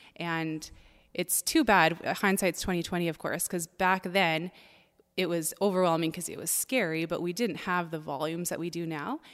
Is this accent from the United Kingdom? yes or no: no; Ontario, Canada; now in Langley, Canada; I'm originally from Ontario